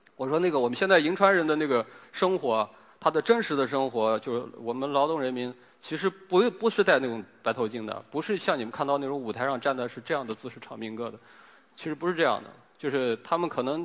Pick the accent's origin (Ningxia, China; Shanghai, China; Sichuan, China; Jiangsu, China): Ningxia, China; Helan Mountains; 因为我在贺兰山长大嘛，贺兰山脚下长大